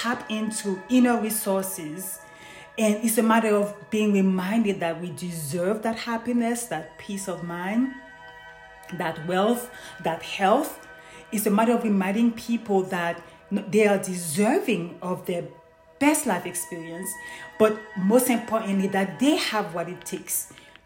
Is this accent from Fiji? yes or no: no; Haiti; Growing up in Haiti